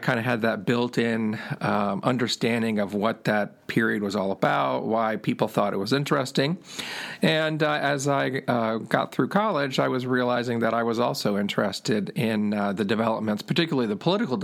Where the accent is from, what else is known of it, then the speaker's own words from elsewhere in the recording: Durham, North Carolina, United States; moved away; also born or lived in Florida / Michigan; I am originally from North Carolina, so I grew up in Durham, then moved to Florida, actually, in the mid-70s